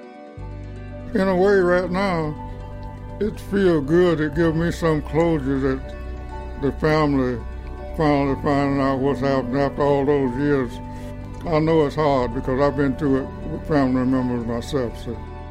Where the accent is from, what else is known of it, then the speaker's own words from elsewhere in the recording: Ben Hill County, Georgia, United States; moved away as an adult; also born or lived in Buffalo, New York; I was born and raised in Van Hill County. This is my home